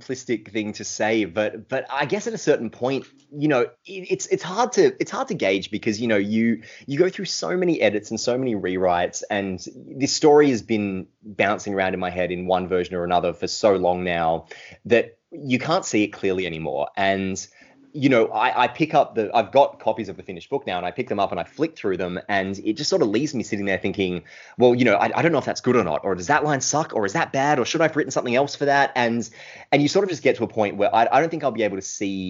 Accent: Australia; grew up in a small country town that was very similar to Wirrawee, the town depicted in those books

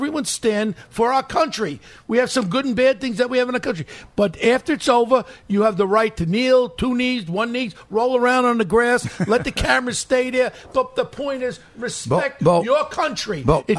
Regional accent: New York, United States; I'm a New Yorker.

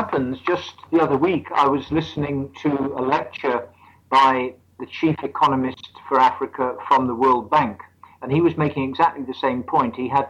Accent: Midlands, United Kingdom; Well, I'm British. I come from the what we call the Midlands of England.

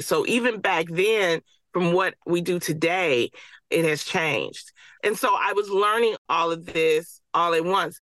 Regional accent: Detroit, Michigan, United States; I grew up in Detroit

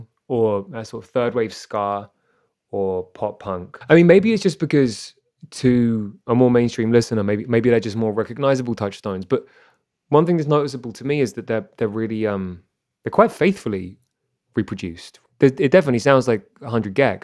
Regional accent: London, United Kingdom; now in Toronto, Canada; I'm from London

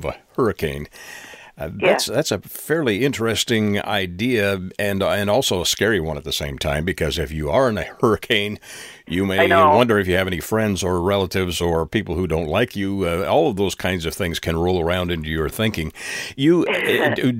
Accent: Canada; I was born in Canada

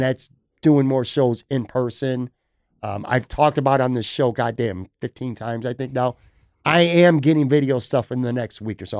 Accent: Buffalo, New York, United States; moved away; also born or lived in Florida; I love, love, love, love Buffalo. It's my hometown.

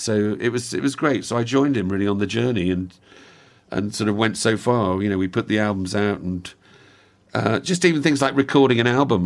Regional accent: Wales, United Kingdom; also born or lived in outside London; grew up in Wales and then we moved down, when I was about seven, we moved down to, to just outside London. And we were there for about four or five years. And then we moved back to the same house in Wales again

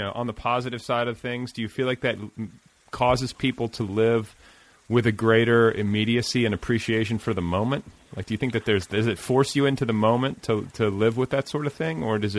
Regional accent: the North, United States; my family comes from the South, so like my family's from the southern part of the United States, and then I was raised in the North, like that's where I was born.

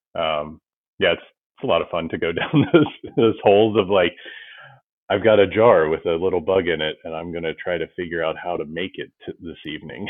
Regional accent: Ohio, United States; moved away as an adult; I was born in Ohio and grew up on a farm

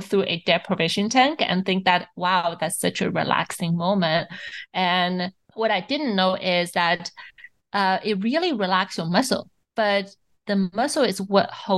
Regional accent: Shanghai, China; I grew up in Shanghai

